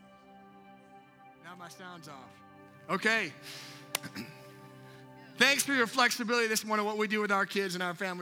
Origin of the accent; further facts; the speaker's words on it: Minnesota, United States; I'm from Minnesota, I was up in Minnesota